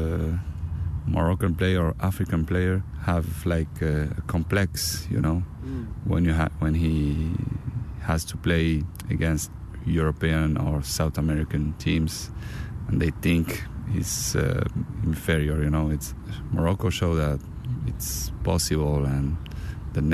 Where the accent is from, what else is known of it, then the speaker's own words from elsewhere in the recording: Canada; English is a second language; now in Spain; I was born in Canada.